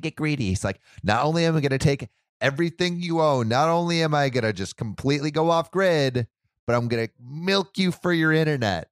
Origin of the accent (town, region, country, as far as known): United States